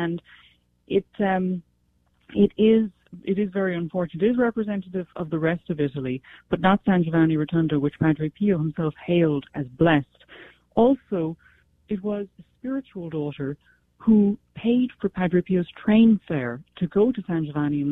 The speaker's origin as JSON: {"language": "English", "area": "County Cork", "region": "Munster", "country": "Ireland", "tie": "born or raised there", "said": "I was brought up in Ireland. I was brought up in Ireland with children who had quite filthy mouths. I'm from County Cork"}